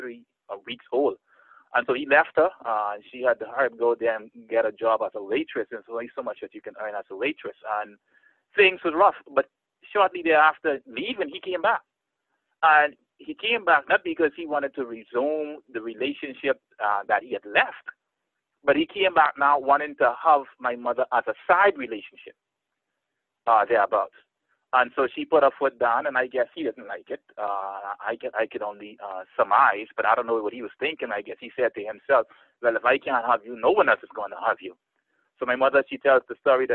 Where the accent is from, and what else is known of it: Bahamas